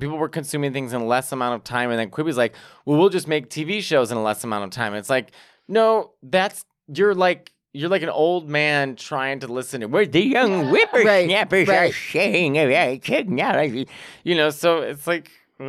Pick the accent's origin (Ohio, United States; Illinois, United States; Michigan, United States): Illinois, United States; Chicago; also born or lived in New York; I'm from Chicago, then in New York. It's like, I don't know how to adjust to sun and happiness.